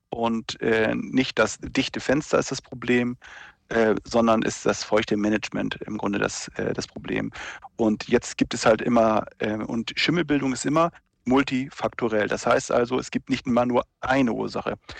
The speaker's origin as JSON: {"language": "German", "area": "near Lüneburg", "region": "Lower Saxony", "country": "Germany", "said": "ich bin ja, äh, aus der Nähe von Lüneburg"}